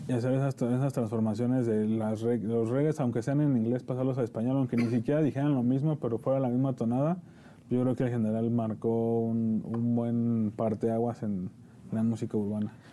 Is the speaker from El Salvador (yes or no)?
no; Nezahualcóyotl, State of Mexico, Mexico; nosotros venimos de Nesa